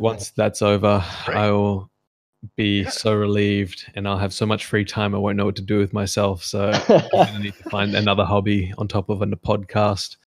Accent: Macau; moved away; growing up in Macau and how much fun it was

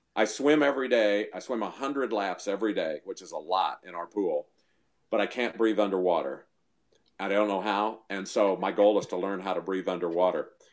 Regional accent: Missouri, United States; moved away; we moved back to Missouri. We're from Missouri originally

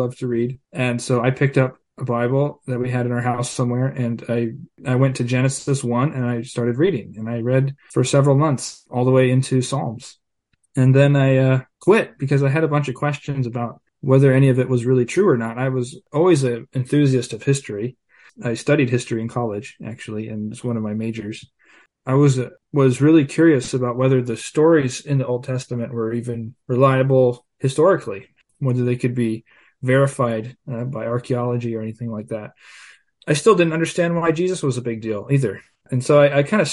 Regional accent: California, United States; I grew up here in California in a small town on a farm.

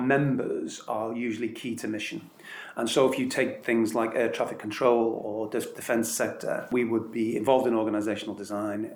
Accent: Liverpool, North West England, United Kingdom; I was born in Liverpool, and that may say everything you need to know. Um, I, am uh, a product of that environment

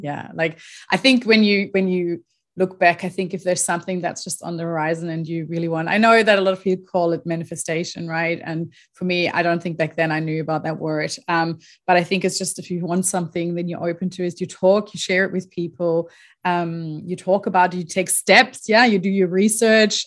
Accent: Germany; moved away as an adult; also born or lived in Australia; I'm originally from Germany. That's where I grew up. Um, pretty much lived there until I was twenty-three years

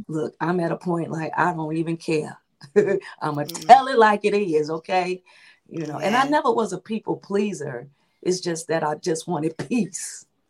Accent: Chicago, Illinois, United States; now in Crete, United States; my hometown is Chicago, and I'm residing in Chicago suburbs, which is called Crete, Illinois

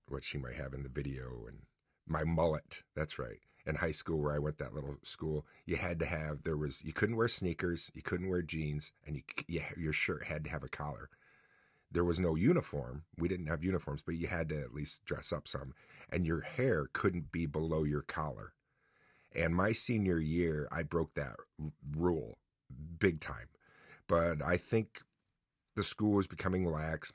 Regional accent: Mexico, New York, United States; also born or lived in New Haven, New York / Oswego, New York; I was getting in trouble a lot in my hometown of Mexico. New Haven's really my hometown

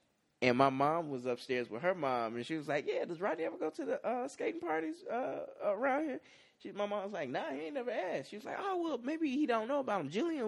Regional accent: Chicago, Illinois, United States; And then I'm like from the Chicagoland area, so like the song about juking and the skating ring.

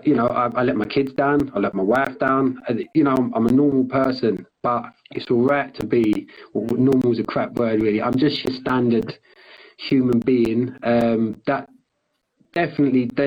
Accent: London, United Kingdom; where I grew up in London

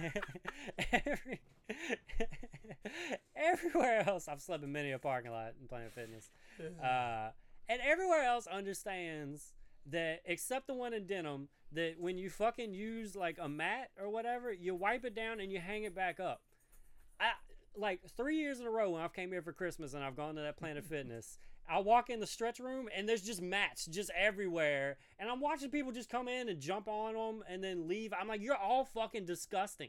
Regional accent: Denham Springs, Louisiana, United States; moved away; I'm from Denham Springs.

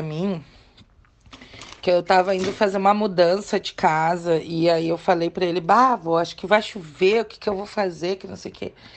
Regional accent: Rio Grande do Sul, Brazil; now in Minas Gerais, Brazil; sou gaúcha

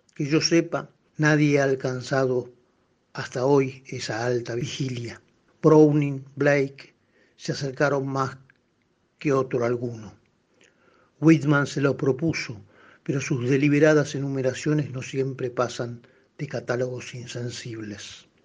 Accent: Buenos Aires, Argentina; yo soy porteño

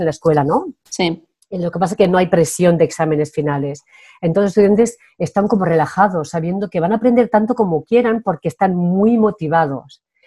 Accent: Spain; first language Spanish; moved away as an adult; also born or lived in France; soy muy española

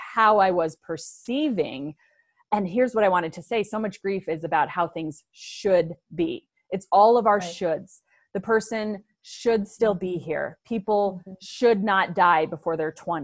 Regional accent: Aurora, Colorado, United States; I grew up in suburbia in Aurora, Colorado with great parents

